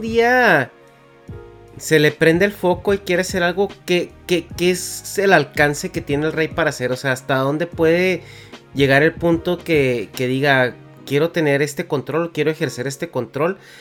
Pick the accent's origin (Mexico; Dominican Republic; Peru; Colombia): Mexico